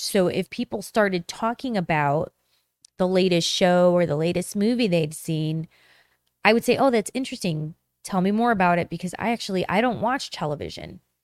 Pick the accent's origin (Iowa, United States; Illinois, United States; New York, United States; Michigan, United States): Illinois, United States; Chicago; I'm from Chicago